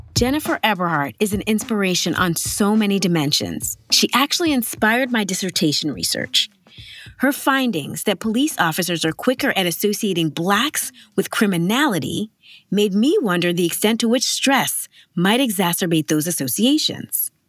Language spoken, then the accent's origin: English; New York City, New York, United States; Growing up in Harlem in the eighties and nineties, which was predominantly Black and Latino